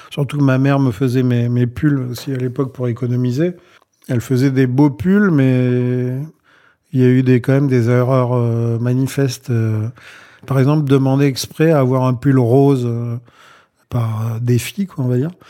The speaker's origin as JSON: {"language": "French", "town": "Mahebourg", "region": "Grand Port", "country": "Mauritius", "tie": "born or raised there", "said": "Donc j'avais fait, une, fait faire une dizaine de chemises à jabot dans mon bled là-bas à Maïbourg, à l'île Maurice."}